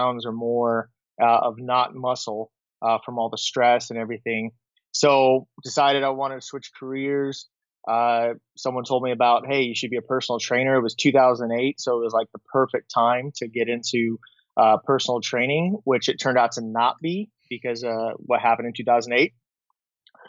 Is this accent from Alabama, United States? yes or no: no; Southern California, United States; moved away as an adult; now in Monterey, United States; Growing up in Southern California